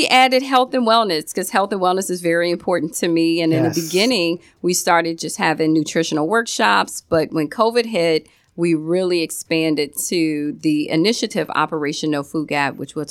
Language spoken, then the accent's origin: English; Virginia, United States; moved away as an adult; also born or lived in Maryland / Florida; now in Miami, United States; And I was in Maryland at that time. I'm from Virginia, so I've been here in Florida almost 8 years.